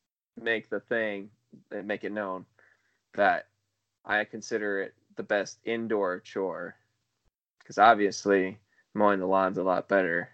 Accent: United States; Because I'm an American.

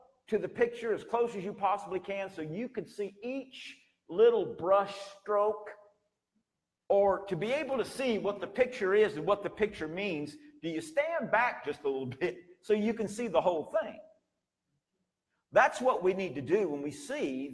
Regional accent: United States; you and I as American citizens

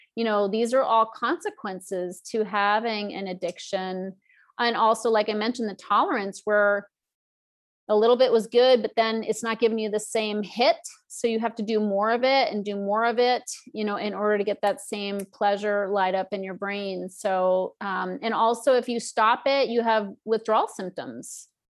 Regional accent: Northeast, United States; I grew up in the Northeast and it was very stodgy

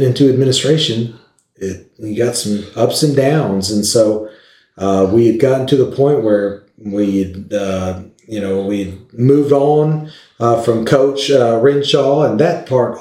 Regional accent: Lawton, Oklahoma, United States; also born or lived in Fresno, California; now in Elgin, United States; I'm from Lawton

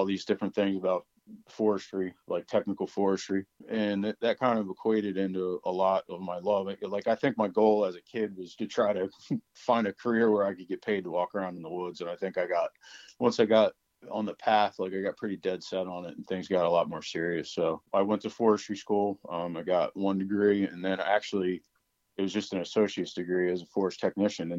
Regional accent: northern Delaware, United States; also born or lived in Adirondacks, New York / West Virginia / Morgantown, West Virginia; I grew up in the northern part of the state before it got overdeveloped

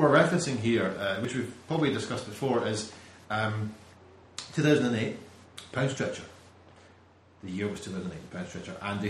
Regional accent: Scotland, United Kingdom

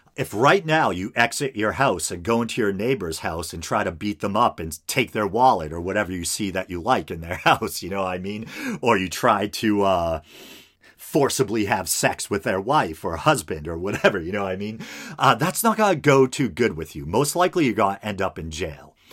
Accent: United States; as an American

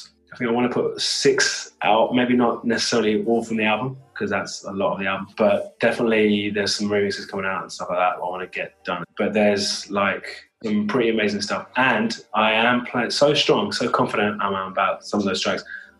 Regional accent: United Kingdom; I'm British Asian, right? So I've got the Indian heritage and the British Asian heritage.

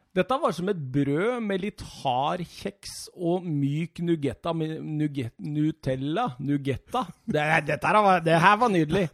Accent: Rjukan, Vestfold og Telemark, Norway; moved away; hjemme på Rjukan

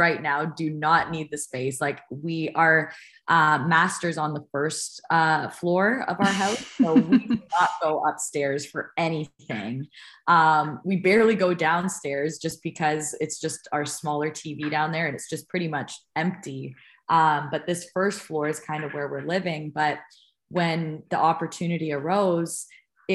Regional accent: Toronto, Ontario, Canada; now in United States; we're both from Toronto and the greater Toronto area

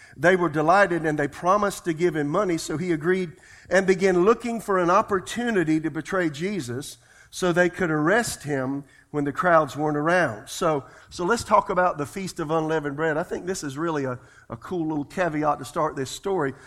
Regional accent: South Carolina, United States; I'm from South Carolina.

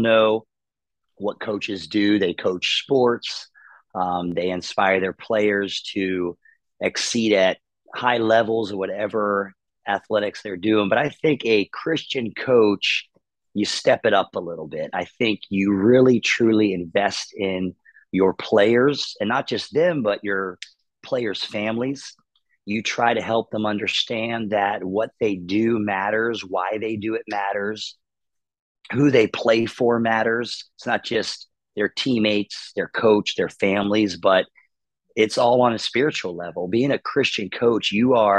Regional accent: Pittsburgh, Pennsylvania, United States; now in Florida, United States; Didn't have a lot of money growing up in Pittsburgh.

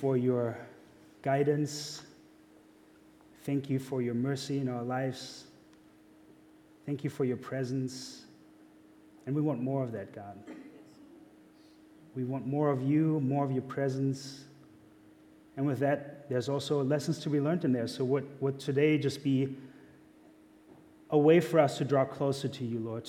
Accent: Germany; accent: German; now in United States; I'm German. I am. That's where my accent's from.

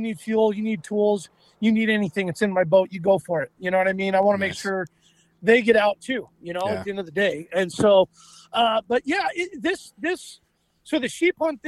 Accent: Anchorage, Alaska, United States; we're from Anchorage

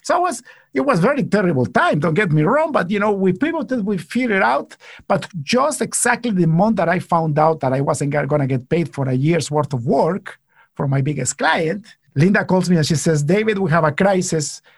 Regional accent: Guatemala; now in Canada; I come from Guatemala

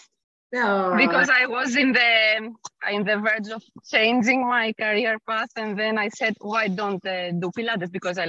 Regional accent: Greece; now in Luxembourg; In fact, I'm in Greece because I come from Greece.

